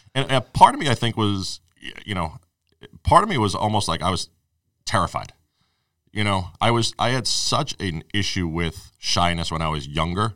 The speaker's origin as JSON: {"language": "English", "town": "Arlington", "region": "Massachusetts", "country": "United States", "tie": "born or raised there", "also_born_or_lived": "New York / Watertown", "said": "basically lived in Arlington my whole life, other than, you know, I spent three years down in New"}